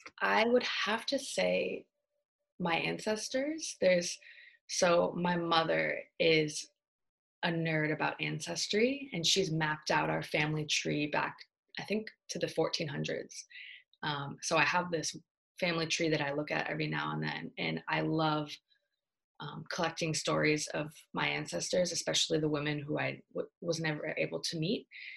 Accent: California, United States; Born and raised in the Bay Area. I grew up moving a lot. I've lived all over the US, but the Bay Area is home. I went to high school here and was born here.

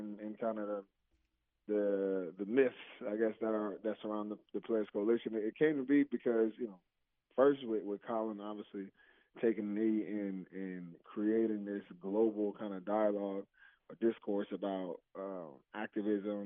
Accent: New Jersey, United States; moved away; I'm from Jersey, so it was an hour away from home

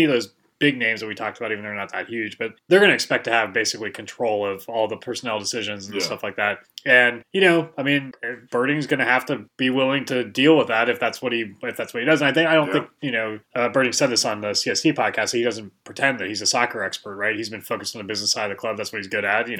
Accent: United States; as an American

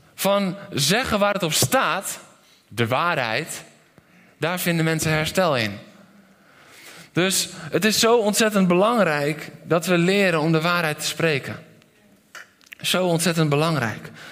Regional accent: Netherlands; ik ben een Nederlander

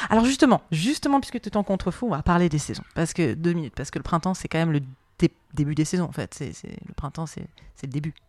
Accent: Marseille, Provence-Alpes-Côte d'Azur, France; chez moi à Marseille

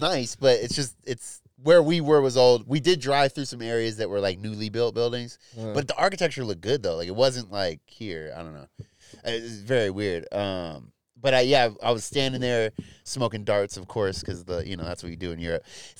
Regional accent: United States; No, American.

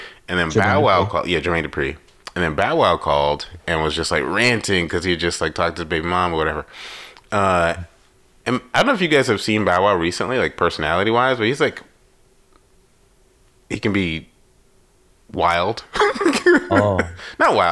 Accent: New York, United States; me growing up in New York, like it was New York

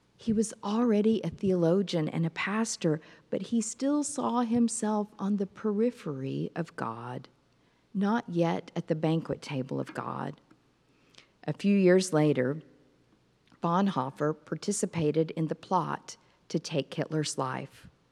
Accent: Fort Worth, Texas, United States; my hometown of Fort Worth, Texas

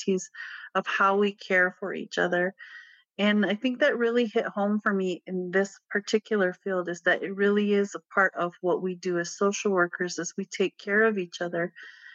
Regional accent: Pueblo of Acoma, New Mexico, United States; I grew up in the Pueblo of Acoma

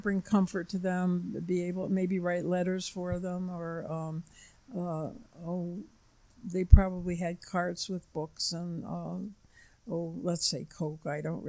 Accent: Flushing, New York, United States; I grew up on Long Island. And I worked in New York City after I graduated from college.

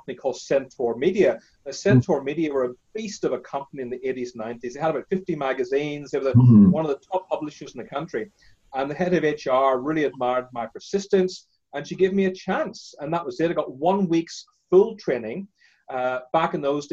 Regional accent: Northern Ireland, United Kingdom; I grew up in Northern Ireland, as you can tell by my accent. My parents are Indian.

